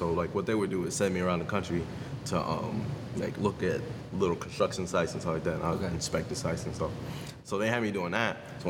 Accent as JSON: {"language": "English", "region": "New York", "country": "United States", "moved": "as an adult", "lives_now": "Tampa, United States", "said": "So I'm actually originally from New York. I moved to Tampa, Florida, probably 2 years ago now, two-ish years ago."}